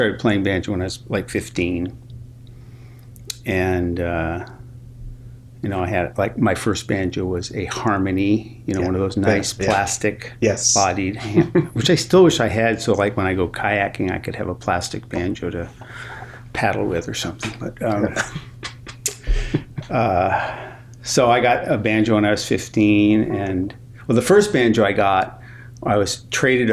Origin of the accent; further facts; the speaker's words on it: Seattle, Washington, United States; I grew up in Seattle